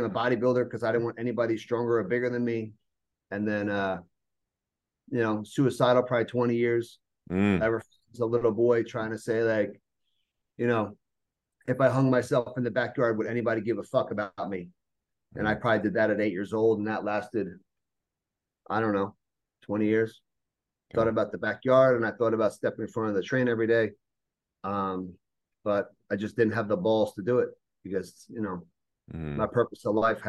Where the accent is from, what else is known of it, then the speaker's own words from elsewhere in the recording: New Jersey, United States; I'm from New Jersey